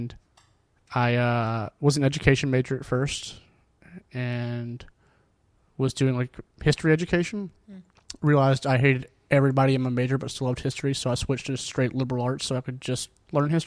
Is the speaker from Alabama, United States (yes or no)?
yes; Mountain Brook, Alabama, United States; I grew up in Mountain Brook